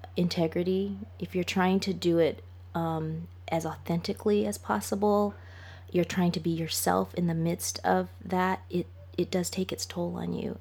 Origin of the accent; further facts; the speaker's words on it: Los Angeles, California, United States; moved away as an adult; also born or lived in England; I'm from Los Angeles